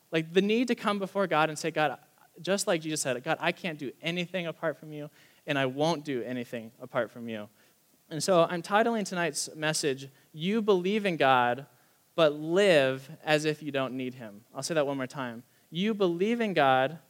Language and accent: English; United States